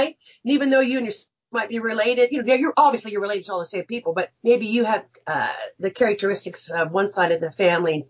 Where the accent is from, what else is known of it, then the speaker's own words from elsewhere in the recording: Wichita, Kansas, United States; I'm from Wichita, Kansas, and grew up here